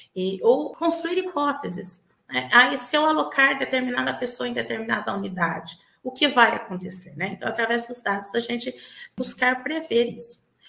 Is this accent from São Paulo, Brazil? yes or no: yes; Bauru, São Paulo, Brazil; eu sou aqui de Bauru, São Paulo, né, vizinho aqui da cidade de Marília